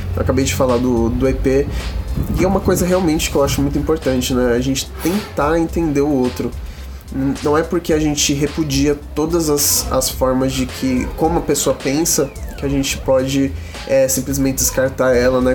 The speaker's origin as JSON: {"language": "Portuguese", "town": "Osasco", "region": "São Paulo", "country": "Brazil", "said": "Eu sou de Osasco"}